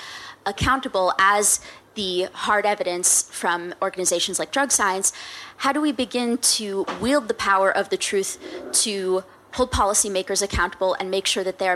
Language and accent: English; United States; as an American who's living in a quote-unquote post-truth society